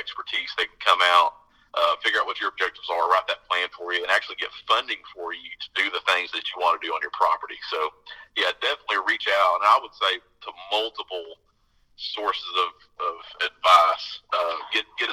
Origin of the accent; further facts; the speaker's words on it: United States; moved away; I'm from Nebraska, Kansas